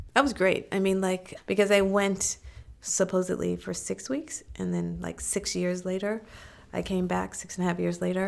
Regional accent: Missouri, United States; I was born in Missouri, so I was born in the Show Me state

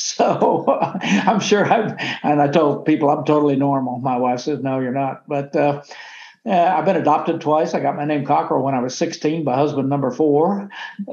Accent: Oklahoma, United States; moved away as an adult; also born or lived in Washington, D.C.; I grew up in Oklahoma, extremely poor on a farm

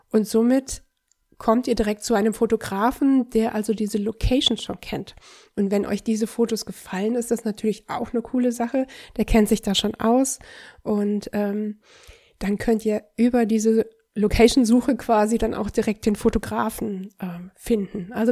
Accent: Düsseldorf, North Rhine-Westphalia, Germany; ich bin Düsseldorfer

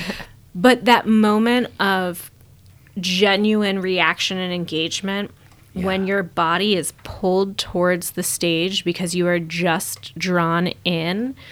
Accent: Omaha, Nebraska, United States; my hometown

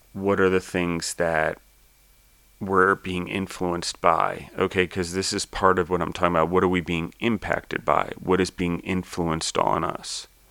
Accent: United States; I was born in the United States.

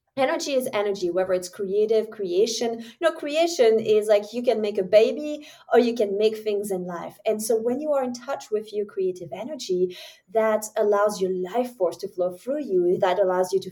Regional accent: Switzerland; English is a second language; moved away as an adult; also born or lived in New Zealand; now in United States; I'm from Switzerland

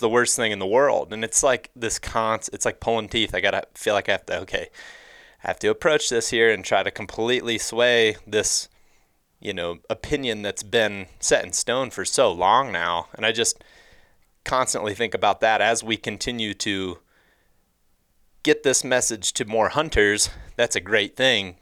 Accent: Ohio, United States; moved away; growing up in Ohio

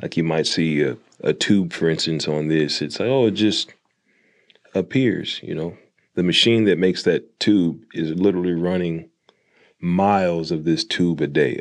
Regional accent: Jonesboro, Arkansas, United States; also born or lived in Fayetteville, Arkansas; the first factory I worked at was for Frito Lay in my hometown

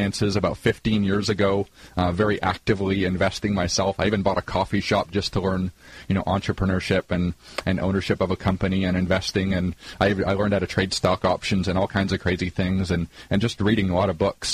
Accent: Canada; I grew up in Canada in a lower middle-income family

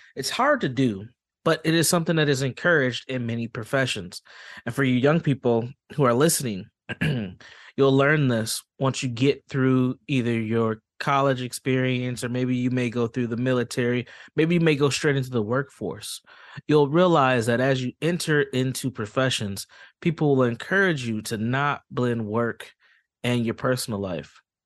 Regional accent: Saint Paul, Minnesota, United States; I'm from Saint Paul, Minnesota, born and raised

